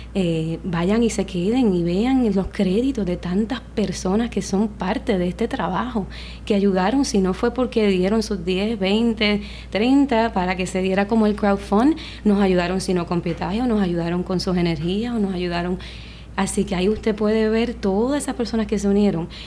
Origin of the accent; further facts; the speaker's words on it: Puerto Rico; mi pueblo